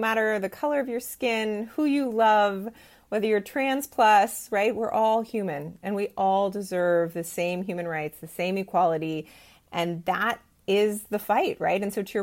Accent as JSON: {"language": "English", "area": "Bay Area", "region": "California", "country": "United States", "tie": "born or raised there", "said": "I was raised in the Bay Area"}